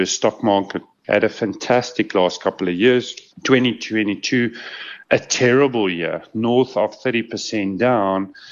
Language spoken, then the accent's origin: English; South Africa; As a South African